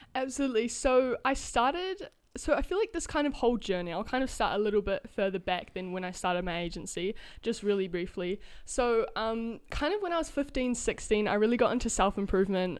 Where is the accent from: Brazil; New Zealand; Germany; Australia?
New Zealand; I'm from New Zealand